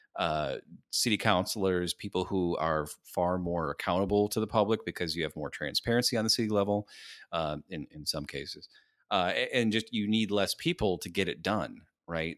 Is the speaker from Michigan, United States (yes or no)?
yes; Lansing, Michigan, United States; I'm from fucking Lansing, Michigan